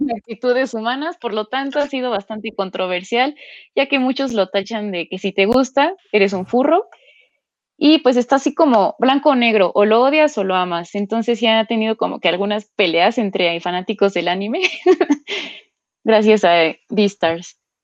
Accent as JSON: {"language": "Spanish", "country": "Mexico", "said": "como mexicanos"}